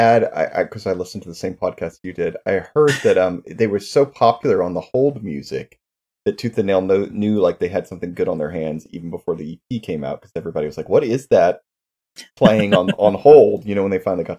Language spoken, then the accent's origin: English; Texas, United States; Clifton and I grew up in Texas